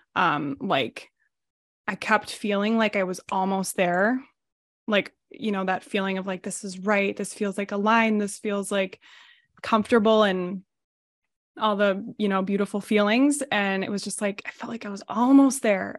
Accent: United States; I'm from the Minnesota, Wisconsin area, um, on the border. I've lived here my whole life

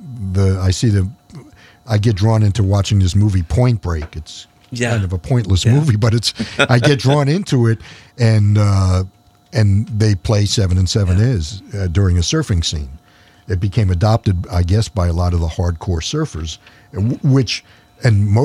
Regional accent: New York City, New York, United States; moved away; growing up in New York

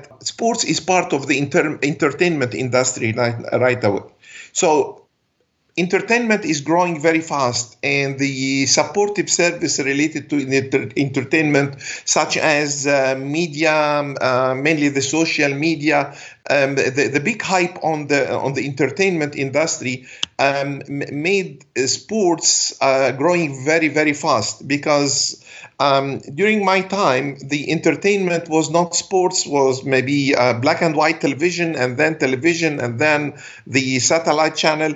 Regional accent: Alexandria, Alexandria Governorate, Egypt; first language Arabic; English is a second language; I'm from Alexandria, Egypt

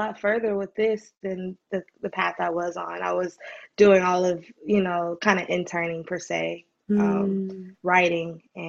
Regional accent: Charlotte, North Carolina, United States; moved away as an adult; also born or lived in Salt Lake City, Utah; now in Atlanta, United States; move to Atlanta from Charlotte, my hometown

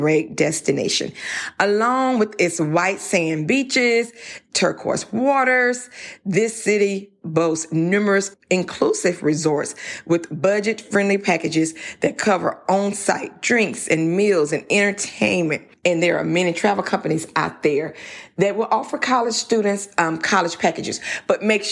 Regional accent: Louisiana, United States

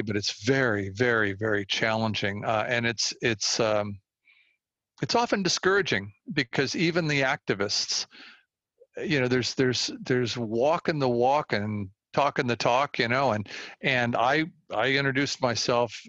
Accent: Walnut Creek, California, United States; I grew up in this area. I grew up in Walnut Creek. I've been here all my life

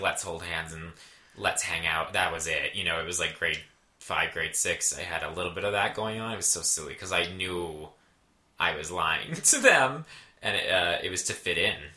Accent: Brantford, Ontario, Canada; born or raised there; moved away

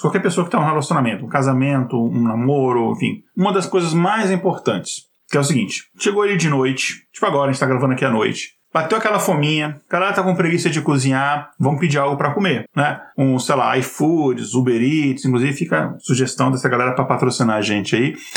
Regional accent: Brasília, Federal District, Brazil; moved away; also born or lived in Minas Gerais; eu não nasci em Brasília, eu sou mineiro, mas eu fui para Brasília com 5, 6 anos de idade e me considero de Brasília

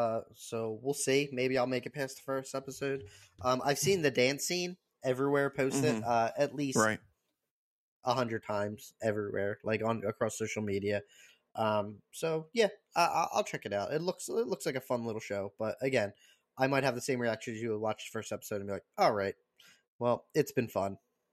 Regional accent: Ireland; And if I pronounce this wrong, I apologize. I'm Irish and I feel bad.

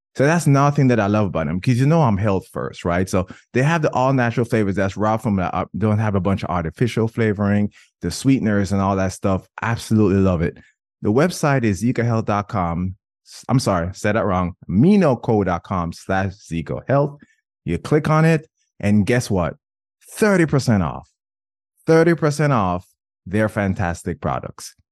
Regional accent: Jamaica; I'm Jamaican

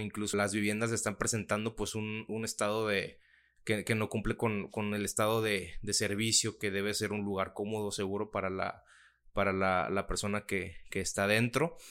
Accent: Mexico; soy mexicano

